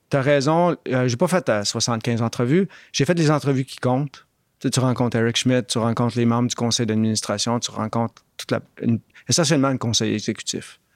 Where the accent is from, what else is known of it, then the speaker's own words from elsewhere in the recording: Montreal, Quebec, Canada; moved away as an adult; also born or lived in Oxford / Toronto; J'étais un gars de Montréal-Nord